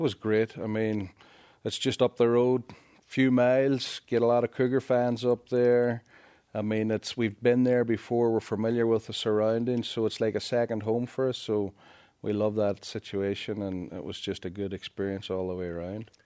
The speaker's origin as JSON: {"language": "English", "region": "Northern Ireland", "country": "United Kingdom", "moved": "yes", "lives_now": "United States", "said": "I am from Northern Ireland."}